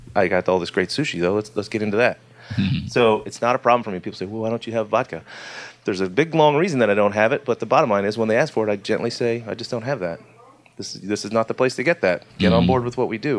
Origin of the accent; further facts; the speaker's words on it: Atlanta, Georgia, United States; I was born in Atlanta